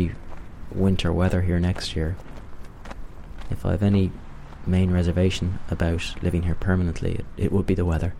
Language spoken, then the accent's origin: English; Dublin, Leinster, Ireland; moved away as an adult; now in Warsaw, Poland; I'm from Dublin